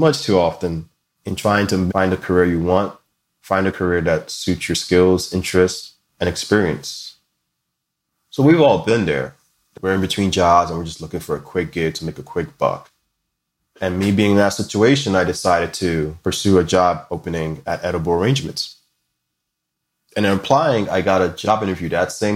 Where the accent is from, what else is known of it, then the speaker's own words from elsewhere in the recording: Linden, New Jersey, United States; also born or lived in East Orange, New Jersey; as a kid, my family moved us from the rather unique disadvantaged backgrounds of East Orange, New Jersey, to a more suburban lifestyle in Linden, New Jersey